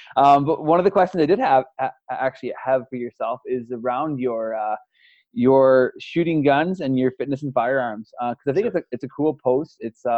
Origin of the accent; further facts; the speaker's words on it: Canada; I'm Canadian, right? Like, I'm Canadian.